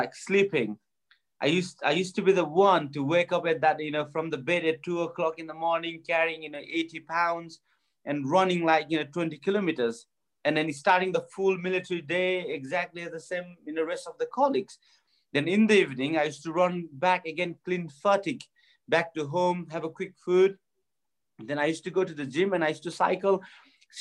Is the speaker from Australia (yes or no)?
no; Bagmati, Nepal; moved away; growing up in Nepal was pretty tough for me